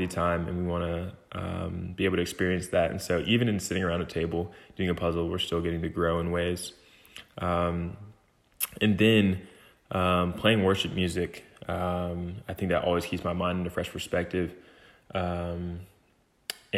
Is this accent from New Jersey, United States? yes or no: no; Lithonia, Georgia, United States; I'm from Lithonia, Georgia.